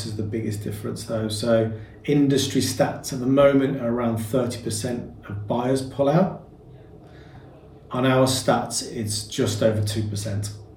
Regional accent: Birmingham, West Midlands, United Kingdom; accent: Birmingham; Can you not tell by the accent? My international Birmingham accent that I've got.

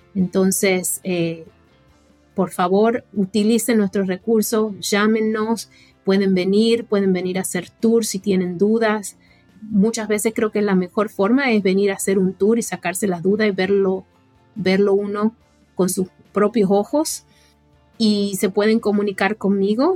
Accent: Argentina; now in United States; yo crecí en Argentina

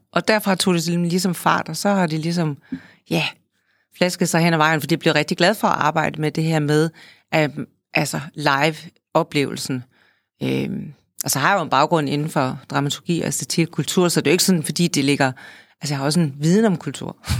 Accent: Holstebro, Central Denmark Region, Denmark; jeg er født i Holstebro, som er en kulturby, stadigvæk er en kulturby

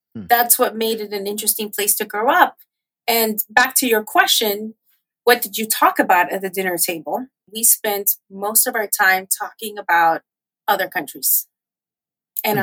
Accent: Miami, Florida, United States; born or raised there; moved away

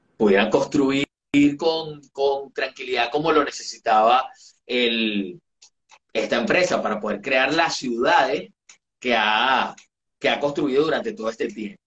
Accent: Venezuela; todos los venezolanos. Es decir, venimos de esa mezcla, amamos a, a, los, a los inmigrantes eh, que fueron a, ayudarnos a desarrollar nuestro país

